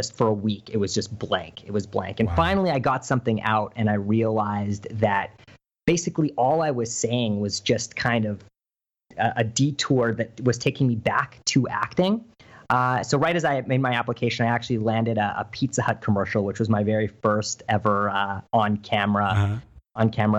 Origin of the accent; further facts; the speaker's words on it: Vancouver, British Columbia, Canada; also born or lived in Halifax, Nova Scotia / Los Angeles; So I was actually born in Halifax, and at age one, my dad got a job out here, moved to Vancouver, thinking it was just going to be a winter that we spent here, and 30 years later